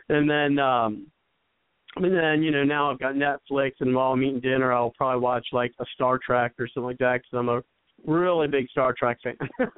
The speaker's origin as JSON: {"language": "English", "region": "Ohio", "country": "United States", "said": "I'm from Ohio."}